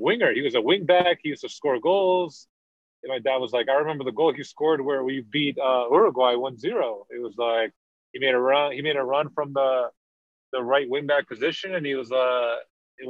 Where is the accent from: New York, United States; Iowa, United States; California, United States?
New York, United States; New York City; moved away as an adult; I grew up in Queens, New York